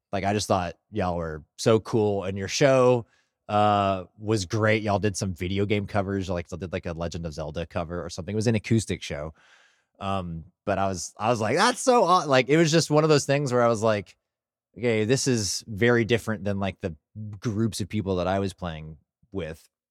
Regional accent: Burleson, Texas, United States; growing up in Burleson

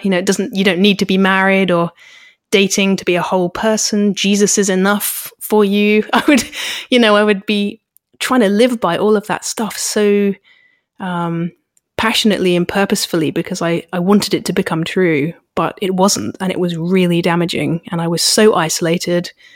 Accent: United Kingdom

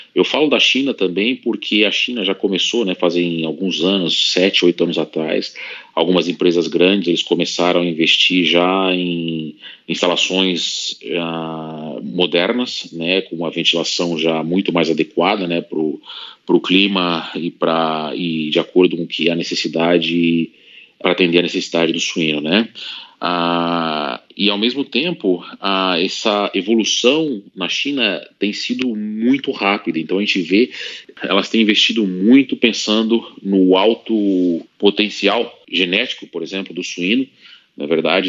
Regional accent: Brazil; moved away as an adult; also born or lived in Russia; quando eu saí do Brasil

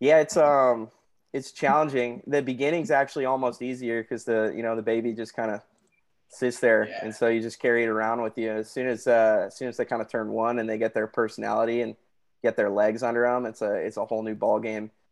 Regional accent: Santa Barbara, California, United States; moved away as an adult; now in San Diego, United States; I was born and raised in Santa Barbara, California

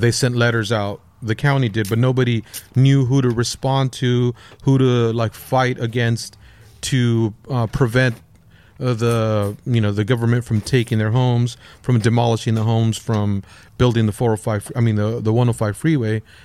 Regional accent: Lennox, California, United States; grew up in Lenox, uh, by the L A X airport

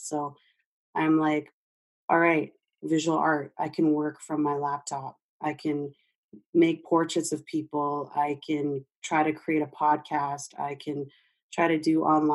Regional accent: Canada; as a Canadian

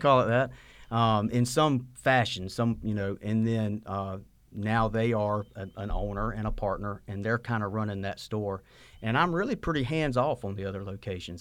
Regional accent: Sylvania, Georgia, United States; moved away as an adult; now in Statesboro, United States; I grew up in Sylvania, Georgia, in my dad's pharmacy

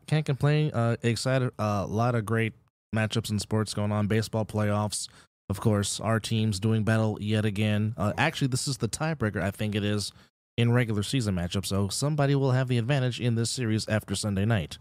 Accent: Bay Area, Northern California, United States; moved away as an adult; now in Las Vegas, United States; I am from the Bay Area, Northern California, born and raised.

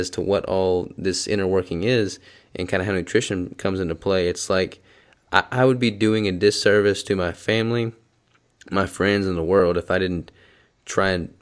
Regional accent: the South, United States; we're from the South, we grew up eating.

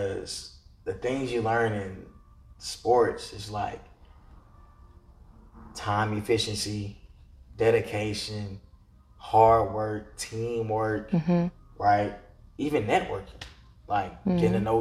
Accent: Atlanta, Georgia, United States; also born or lived in Stone Mountain; born and raised in Atlanta, Northside Hospital.

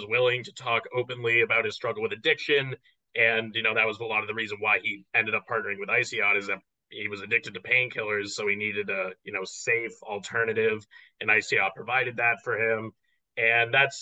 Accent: Northeast, United States; I grew up on the East Coast. I went to college on the East Coast. Vegas is kind of far away. And especially if you grow up in the Northeast

